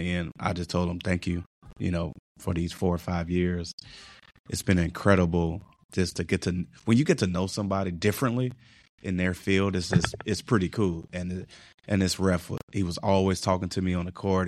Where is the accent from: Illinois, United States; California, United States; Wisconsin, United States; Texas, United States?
Illinois, United States; Chicago; growing up in Chicago